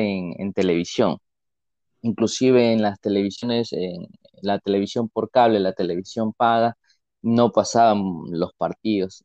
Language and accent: Spanish; Ecuador; soy, soy de Ecuador